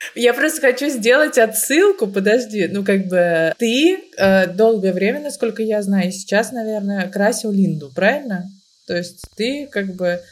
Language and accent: Russian; Moscow, Russia; я родилась в Москве, всю жизнь живу в Москве